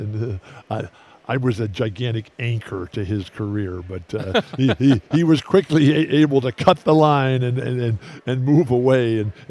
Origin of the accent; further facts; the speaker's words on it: San Diego, California, United States; I'm from San Diego, still live there to this very day.